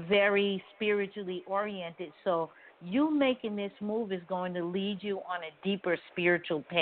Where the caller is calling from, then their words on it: Georgia, United States; I'm calling from Georgia.